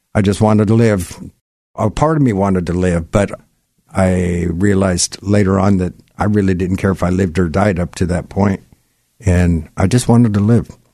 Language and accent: English; Gig Harbor, Washington, United States; I grew up in Gig Harbor